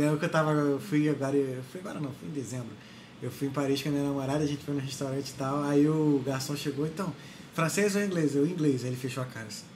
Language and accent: Portuguese; Brazil; moved away as an adult; also born or lived in Ireland; sou brasileiro